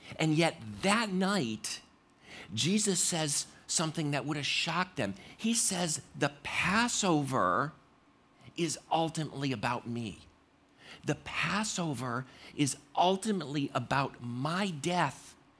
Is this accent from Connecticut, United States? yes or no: yes; Connecticut, United States; I grew up in Ma, in, uh, Connecticut